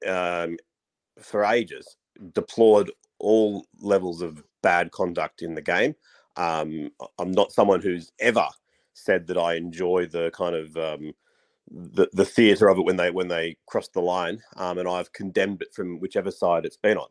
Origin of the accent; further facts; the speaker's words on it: Australia; as an Aussie